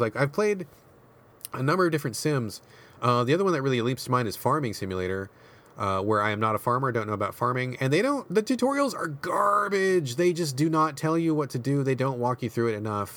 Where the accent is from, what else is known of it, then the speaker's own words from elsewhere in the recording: United States; I grew up in America